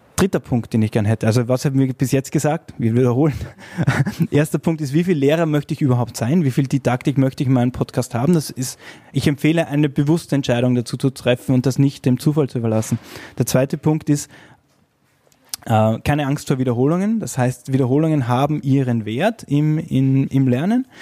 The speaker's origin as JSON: {"language": "German", "region": "Vienna", "country": "Austria", "said": "ich komme aus Wien"}